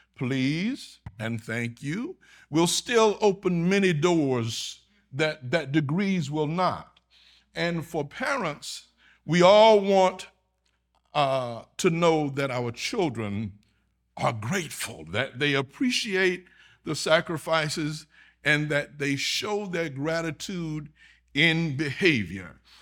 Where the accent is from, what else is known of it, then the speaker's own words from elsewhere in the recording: Augusta, Georgia, United States; moved away as an adult; now in Texas, United States; My home is in Georgia. I'm from Augusta, Georgia.